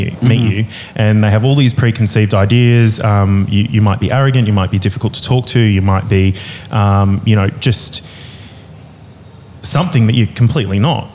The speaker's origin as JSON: {"language": "English", "town": "Middlemount", "region": "Queensland", "country": "Australia", "tie": "born or raised there", "moved": "yes", "lives_now": "Brisbane, Australia", "said": "I'm originally from this tiny little town called Middlemount, mm-hmm. which is... sort of out near Emerald in central Queensland"}